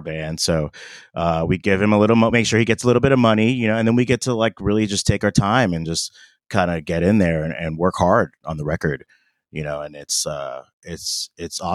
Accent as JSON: {"language": "English", "town": "Miami", "region": "Florida", "country": "United States", "tie": "born or raised there", "moved": "as an adult", "lives_now": "West Coast, United States", "said": "I grew up in Miami"}